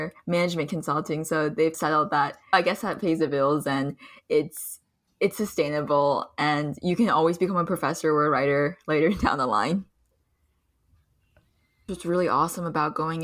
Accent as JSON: {"language": "English", "town": "Plainsboro", "region": "New Jersey", "country": "United States", "tie": "born or raised there", "also_born_or_lived": "Pennsylvania / China", "said": "I grew up predominantly in Plainsboro, New Jersey"}